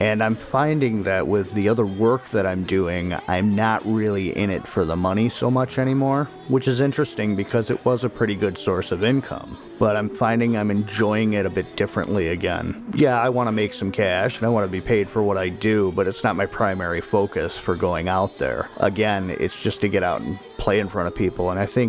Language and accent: English; Niagara Falls, New York, United States; I'm from Niagara Falls, New York.